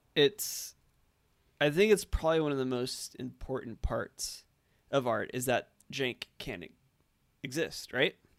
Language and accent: English; Orange County, California, United States; I grew up in Orange County